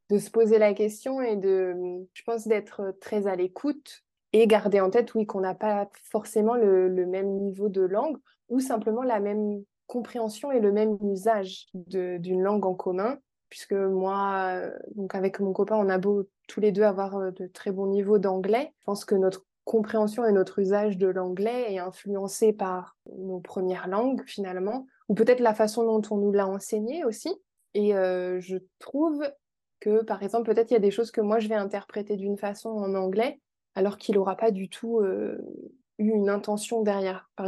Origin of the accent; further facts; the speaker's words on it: France; accent: French; je crois que ça fait longtemps que mon accent français euh, n'est plus présent en anglais.